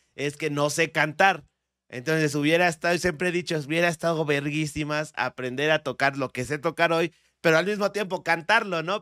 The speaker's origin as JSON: {"language": "Spanish", "region": "State of Mexico", "country": "Mexico", "tie": "born or raised there", "accent": "barrio, Estado de México", "moved": "yes", "said": "nací en la Ciudad de México. Eh, viví hasta los 10 años en el Estado de México"}